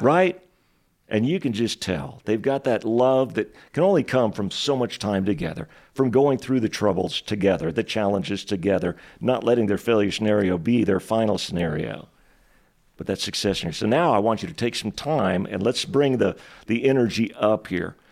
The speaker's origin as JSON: {"language": "English", "region": "Texas", "country": "United States", "tie": "born or raised there", "moved": "as an adult", "lives_now": "Spokane, United States", "said": "the place that I grew up in Texas was literally the poorest city in the entire United States of America"}